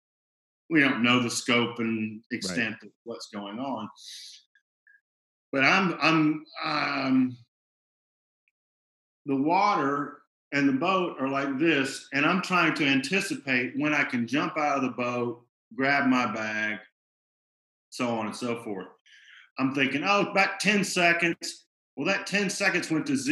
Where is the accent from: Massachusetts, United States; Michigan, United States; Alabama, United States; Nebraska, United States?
Alabama, United States; Birmingham; I'm from Birmingham, Alabama